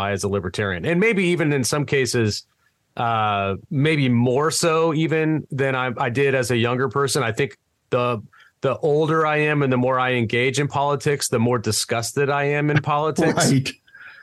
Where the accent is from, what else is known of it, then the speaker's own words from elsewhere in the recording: California, United States; now in Tennessee, United States; growing up in California